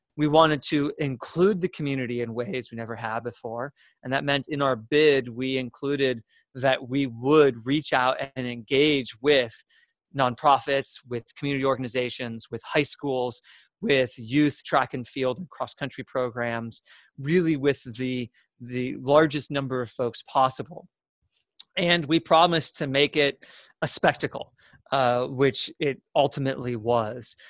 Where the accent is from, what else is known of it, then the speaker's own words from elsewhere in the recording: Mentor, Ohio, United States; moved away as an adult; also born or lived in Cleveland, Ohio; now in Atlanta, United States; spent all my life in Ohio until I, I, moved down here. So yeah, 21 years up in Ohio uh, between the Cleveland and Menor area.